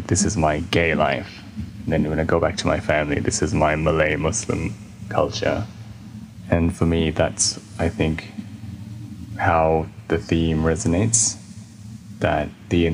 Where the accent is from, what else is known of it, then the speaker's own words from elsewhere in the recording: Australia; now in United Kingdom; I grew up in Australia, so I'm Australian.